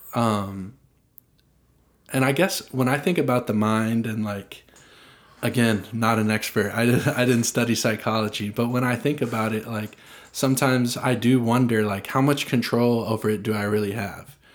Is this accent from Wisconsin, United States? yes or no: no; Franklin, Tennessee, United States; I grew up in Franklin